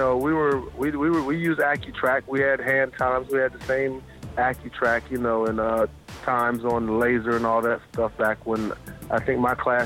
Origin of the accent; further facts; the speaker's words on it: Athens, Georgia, United States; I grew up in Athens, Georgia, and lived in Athens, pretty much my whole life